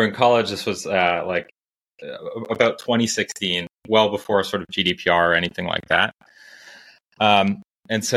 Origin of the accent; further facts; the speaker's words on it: Toronto, Ontario, Canada; moved away as an adult; also born or lived in Cambridge, Massachusetts / Silicon Valley; now in Santa Barbara, United States; I born and raised in Toronto, Canada